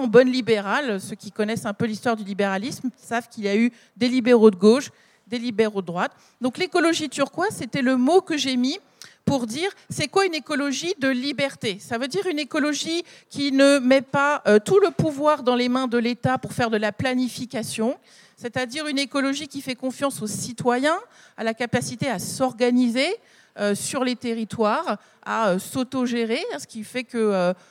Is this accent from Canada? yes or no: no; the Nord, Hauts-de-France, France; je viens du Nord